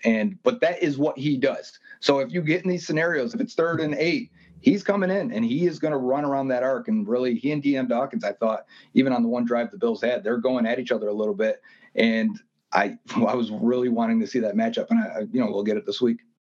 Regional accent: Buffalo, New York, United States; growing up in Buffalo

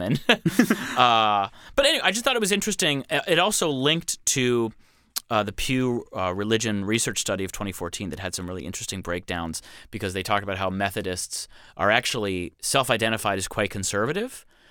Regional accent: Ann Arbor, Michigan, United States; my hometown of Ann Arbor

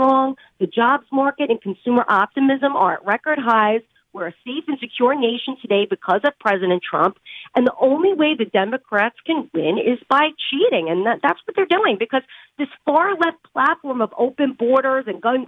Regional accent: New York, United States; I'm from New York

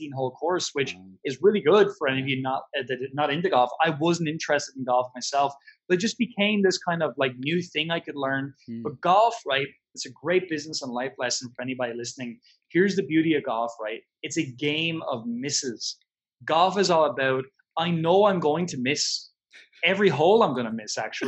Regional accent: Ireland; I'm Irish

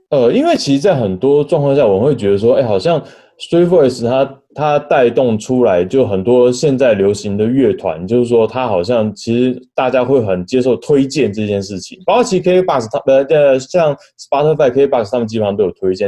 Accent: Taipei, Taiwan; 我是台北人，那我可能台北比较熟悉一点

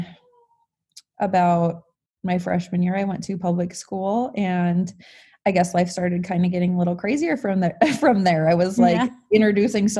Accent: Montana, United States; I was born here, born and raised in Montana

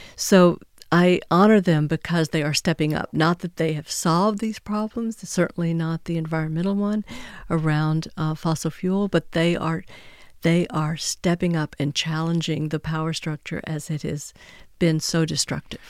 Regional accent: Texas, United States; My home state of Texas

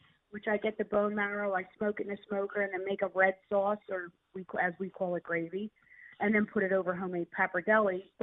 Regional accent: Philadelphia, Pennsylvania, United States; accent: South Philly; my South Philly accent

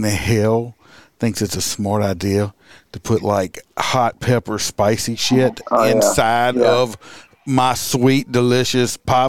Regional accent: United States; I'm from America. I'm American.

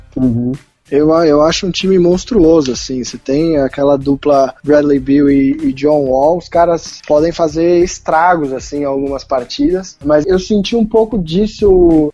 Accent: Brazil; sendo brasileiro

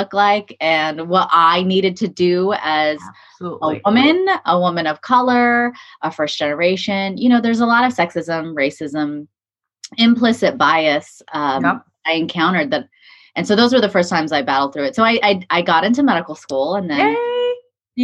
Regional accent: California, United States; I was born and raised in California

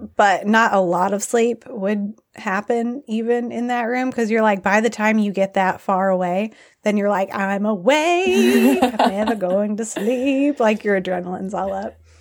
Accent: United States; born or raised there; moved away as an adult; also born or lived in Nepal

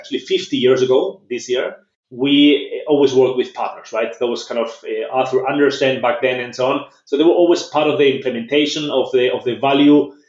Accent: San Sebastian, Basque Country, Spain; moved away as an adult; also born or lived in Germany / Philadelphia, United States; now in Barcelona, Spain; I was actually born and raised in Spain

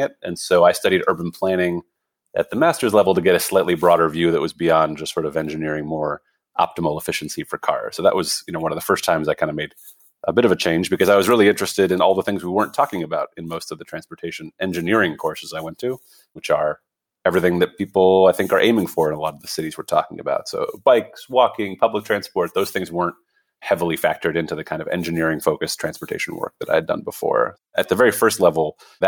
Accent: Montreal, Quebec, Canada; So, you know, I grew up in Montreal, and my dad is Dutch.

